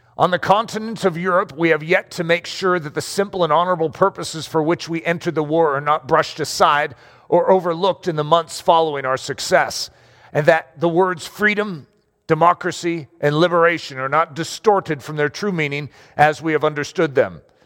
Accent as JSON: {"language": "English", "country": "United States", "said": "I'm American"}